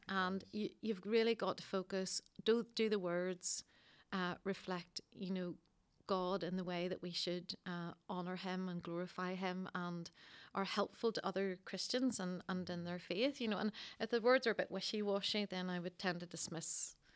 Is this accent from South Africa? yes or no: no; Coleraine, Northern Ireland, United Kingdom; moved away; I'm from Coleraine originally